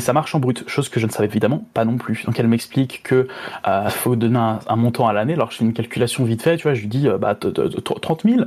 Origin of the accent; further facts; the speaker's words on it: France; moved away as an adult; en tant que français